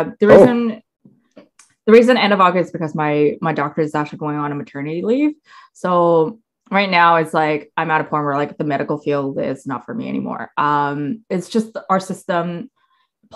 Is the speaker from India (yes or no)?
no; Coquitlam, British Columbia, Canada; also born or lived in Ontario; now in South Surrey, Canada; I was born and raised in Coquitlam